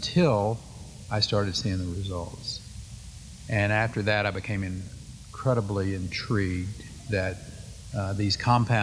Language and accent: English; Paint Creek, Texas, United States; I grew up 200 miles west of Fort Worth and 16 miles from the closest place that had a post office